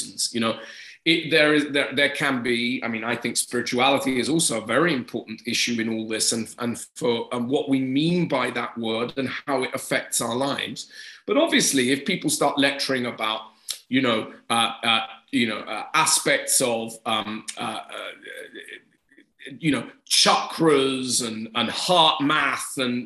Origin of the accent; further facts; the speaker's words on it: England, United Kingdom; I am English